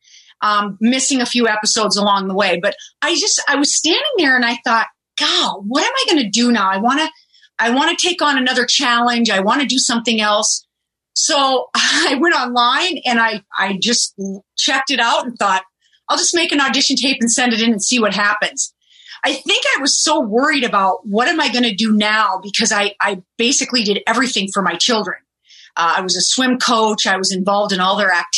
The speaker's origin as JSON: {"language": "English", "region": "South Dakota", "country": "United States", "accent": "German", "said": "I was some hick from South Dakota"}